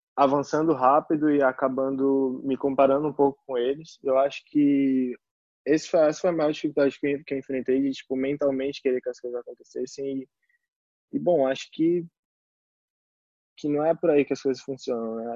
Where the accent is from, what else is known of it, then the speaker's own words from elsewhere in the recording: Recife, Pernambuco, Brazil; moved away; also born or lived in São Paulo; eu sou de Recife